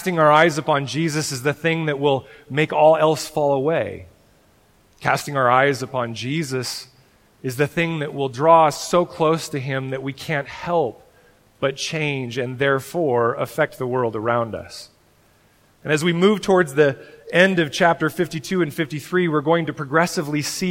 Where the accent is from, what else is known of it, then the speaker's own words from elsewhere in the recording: Oregon, United States; I'm from Oregon